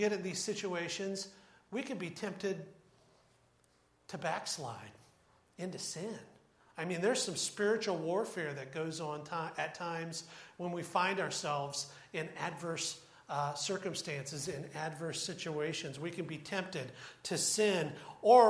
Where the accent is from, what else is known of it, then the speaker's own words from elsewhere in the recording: Troy, Ohio, United States; I grew up in Troy, and we were about 15 minutes from Wright-Patterson Air Force Base